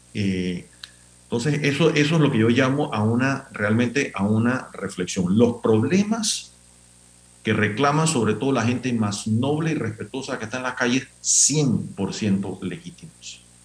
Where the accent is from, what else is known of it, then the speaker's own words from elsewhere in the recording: Panama; Todos somos panameños